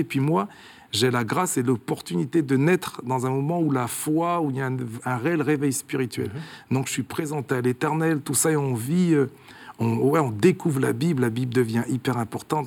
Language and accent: French; Clermont-Ferrand, Auvergne-Rhône-Alpes, France; born or raised there; moved away as an adult; now in Switzerland